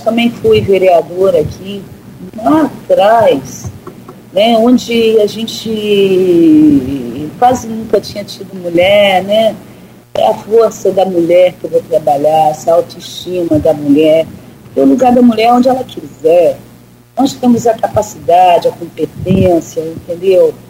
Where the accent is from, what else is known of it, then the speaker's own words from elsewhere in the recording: Campos dos Goytacazes, Rio de Janeiro, Brazil; moved away as an adult; now in São João da Barra, Brazil; Campos eu nasci né, e morei em Campos, até meus 20 anos